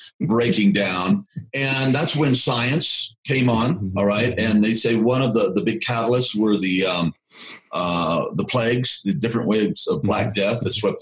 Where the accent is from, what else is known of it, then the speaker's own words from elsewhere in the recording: the South, United States; I'm from the South, all my ancestors fought in the Confederacy